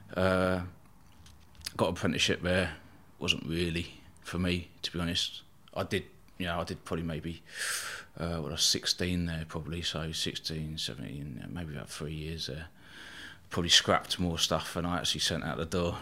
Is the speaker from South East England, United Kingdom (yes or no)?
yes; Eastbourne, South East England, United Kingdom; born or raised there